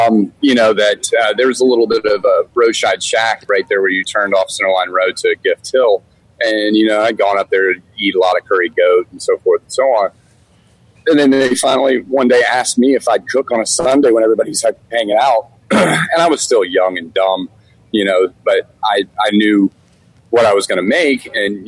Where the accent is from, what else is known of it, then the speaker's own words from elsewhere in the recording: Germany; also born or lived in Washington, D.C., United States; as a kid, we traveled a lot, you know, growing up in Germany and then DC.